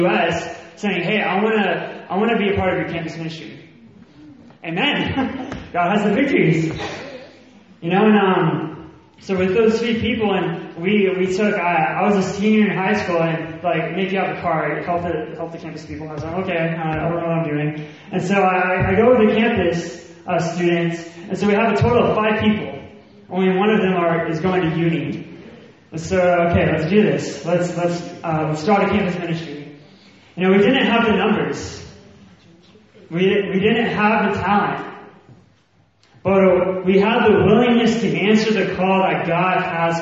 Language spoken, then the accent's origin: English; the South, United States; accent: Southern; moved away as an adult; now in Birmingham, United Kingdom; I have a Southern accent. I'm from the States